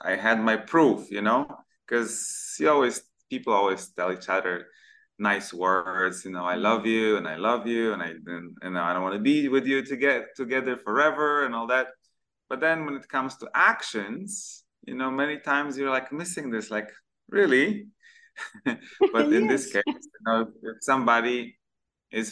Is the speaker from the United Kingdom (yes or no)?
no; Poland; moved away as an adult; also born or lived in Malaysia; now in Kuala Lumpur, Malaysia